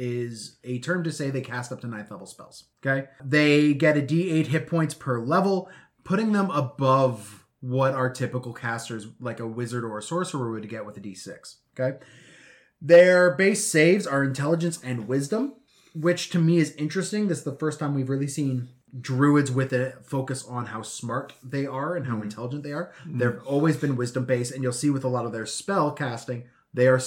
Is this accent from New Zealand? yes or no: no; Edmonton, Alberta, Canada; now in Vancouver, Canada; I'm from Edmonton